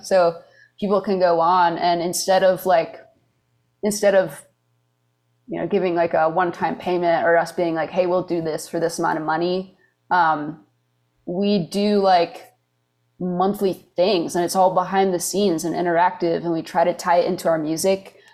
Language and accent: English; Michigan, United States; moved away as an adult; also born or lived in Wisconsin; now in Nashville, United States; I was born in Wisconsin, but my parents work at an art school in Michigan